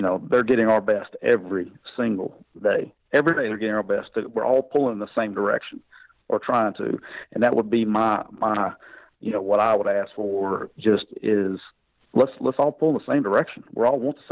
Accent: Anniston, Alabama, United States; moved away; I'm from Anniston, Alabama, so I got to go to a bowl game 45 minutes from home

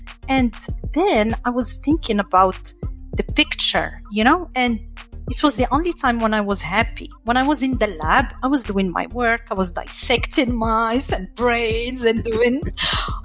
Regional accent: Morocco; moved away as an adult; also born or lived in France; now in United States; I grew up in Morocco, I studied in France, and then here in the US

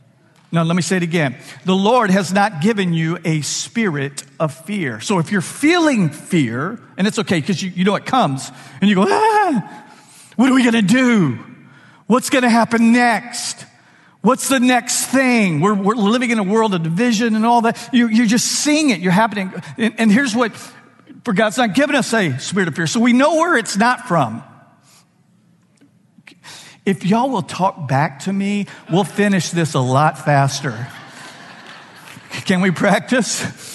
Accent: Louisiana, United States; We're from Louisiana. What a joy. We didn't get all the decisions right in our life, but we did get that one right.

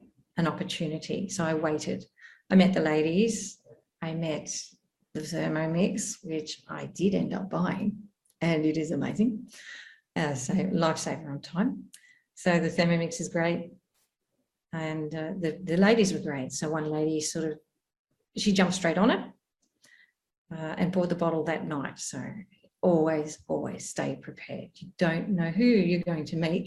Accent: Australia; moved away as an adult; now in Amman, Jordan; from Australia. We've come from a farm where I'm pretty remote out there to a big city. So quite the opposite, a big city called Amman in Jordan.

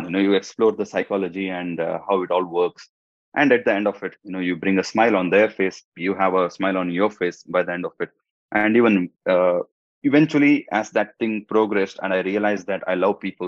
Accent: India; first language Hindi; English is a second language; now in Dubai, United Arab Emirates; I come from India, and in Dubai

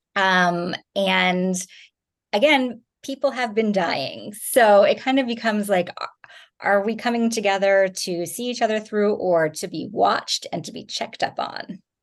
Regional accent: New Jersey, United States; moved away; I grew up in New Jersey

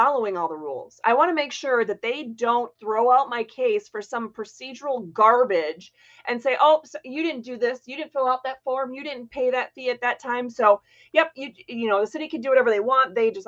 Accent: Florida, United States; also born or lived in Hancock, Michigan; I grew up in Florida

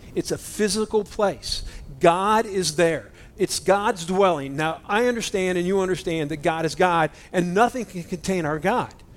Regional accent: United States; I'm an American Christian. You know, we're American Christians.

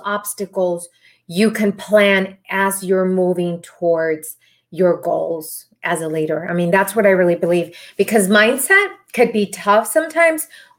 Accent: Texas, United States; also born or lived in Arlington, Texas; I am from Texas, so I'm really close to Dallas. I'm in the Arlington, Texas area.

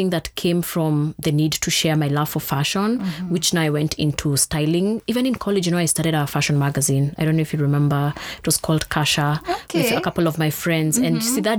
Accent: Thika, Kiambu County, Kenya; I grew up in Thika

